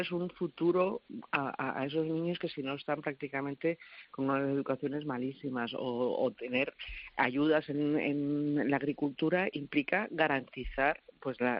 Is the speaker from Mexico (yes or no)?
no; Spain; yo creo que es de lo que más orgulloso me puedo sentir, de, cómo, cómo somos los españoles, cómo reaccionamos cuando hay necesidad.